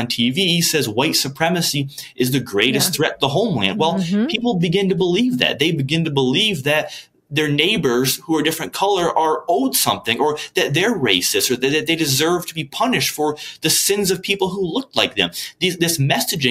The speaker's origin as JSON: {"language": "English", "area": "Port Huron or Sandusky", "region": "Michigan", "country": "United States", "said": "where are you from? I'll mention like Port Huron or Sandusky, Michigan."}